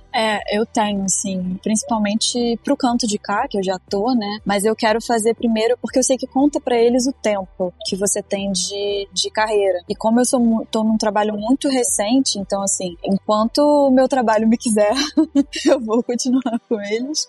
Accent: Rio de Janeiro, Brazil; moved away as an adult; now in Tbilisi, Georgia; eu sou do Rio

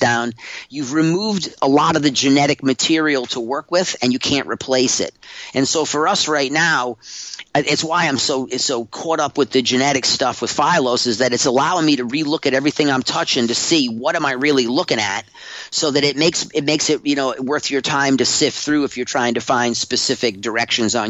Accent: Humboldt County, California, United States; I'm from Humboldt County

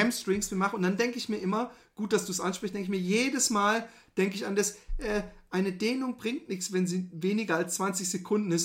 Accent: Germany; wir Deutschen

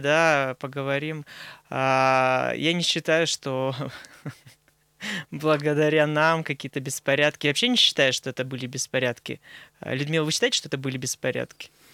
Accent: Nizhnyaya Salda, Sverdlovsk Oblast, Russia; я рос в Нижней Салде

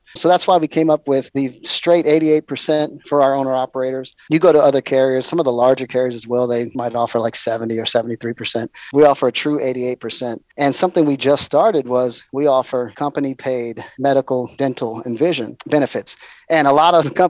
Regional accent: Hawaii, United States; I was raised in Hawaii

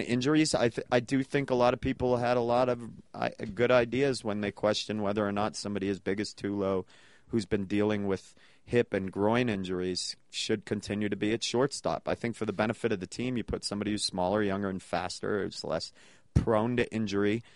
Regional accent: New England, United States; now in Denver, United States; I grew up in New England

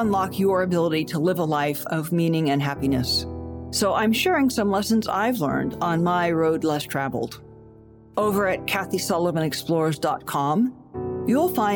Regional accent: Columbus, Ohio, United States; based right here in my hometown of Columbus, Ohio

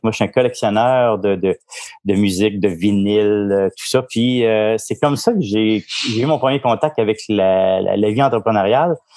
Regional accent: Montreal, Quebec, Canada; moved away as an adult; also born or lived in Lanaudière; now in Gaspésie, Canada; je suis né, euh, viré de Montigny à Montréal, donc je suis un vrai Montréalais, mais, euh, ça fait quand même vingt-trois ans que je vis en Gaspésie

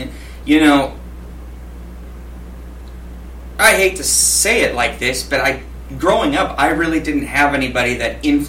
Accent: Escondido, California, United States; also born or lived in Poway, California; I'm from Escondido. I'm fifth generation. Family moved here in late 1800s.

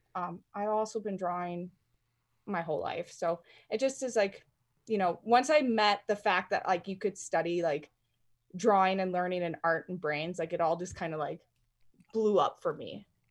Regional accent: North Central Illinois, United States; moved away as an adult; now in Colorado, United States; I, I grew up in Illinois, and I went to school out in Illinois.

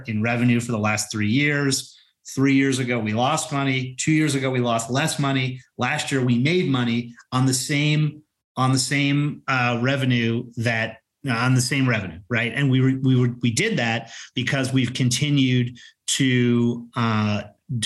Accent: Colorado, United States; I'm from Colorado

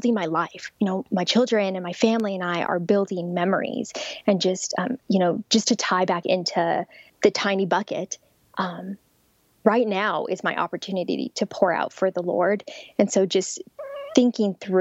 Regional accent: Albuquerque, New Mexico, United States; moved away; I'm actually from Albuquerque, New Mexico, which is right near Rio Rancho

